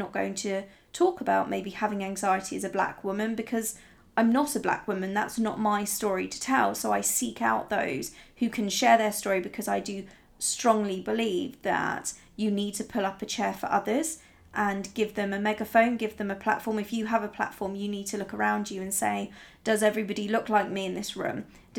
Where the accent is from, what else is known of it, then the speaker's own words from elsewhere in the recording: Italy; But growing up in Italy, I remember I was the only blonde in my entire school, not just my class, but in my entire school. I was the only blonde, and I was the only one who was blue-eyed, and I was the only foreigner.